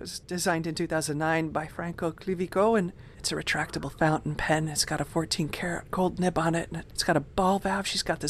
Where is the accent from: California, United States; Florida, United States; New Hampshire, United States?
Florida, United States; Orlando; born or raised there